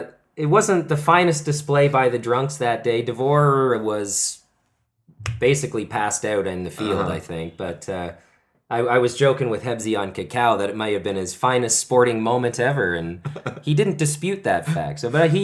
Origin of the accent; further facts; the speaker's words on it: Canada; now in South Korea; As a Canadian, we were all taught like game seven overtime winner